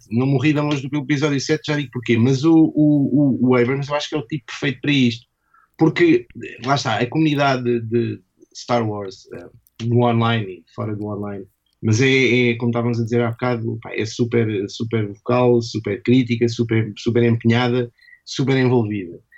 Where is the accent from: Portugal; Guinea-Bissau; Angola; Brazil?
Portugal; Lisbon; Não sou da Brandoa, sou de Lisboa, mesmo.